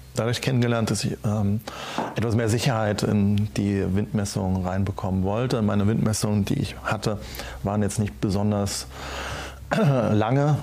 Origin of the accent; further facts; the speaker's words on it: Schneebergerhof, Rhineland-Palatinate, Germany; auf dem Schneeberger Hof, äh, meinem Heimatort